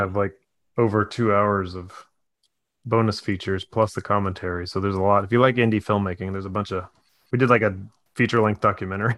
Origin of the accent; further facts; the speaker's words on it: United States; as an American, we're almost all transplants from somewhere.